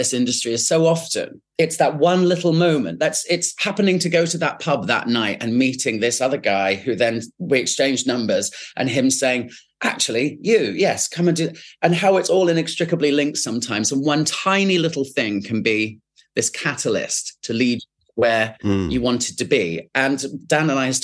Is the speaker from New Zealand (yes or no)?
no; Winchester, South East England, United Kingdom; moved away; also born or lived in London; I grew up in Winchester